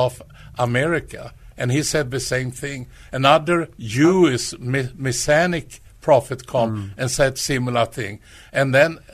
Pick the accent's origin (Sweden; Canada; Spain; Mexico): Sweden; English is a second language; moved away as an adult; now in San Antonio, United States; I'm not from United States. Yeah. I come from Sweden. And I've been in San Antonio, you know, for 12 years